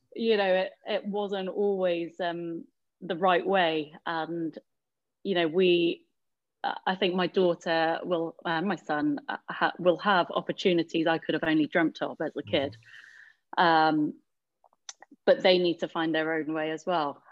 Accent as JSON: {"language": "English", "region": "London", "country": "United Kingdom", "tie": "born or raised there", "said": "growing up in Hackney, a lot of time yeah. spent on park courts"}